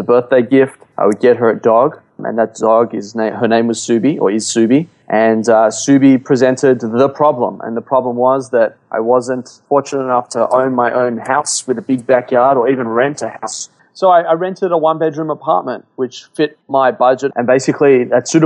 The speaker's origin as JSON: {"language": "English", "town": "Sydney", "region": "New South Wales", "country": "Australia", "tie": "born or raised there", "also_born_or_lived": "Melbourne, Australia", "moved": "as an adult", "lives_now": "Los Angeles, United States", "said": "I was born in Sydney, Australia. For those that have been there, it's Bondi Beach, Sydney, Australia. And I grew up there"}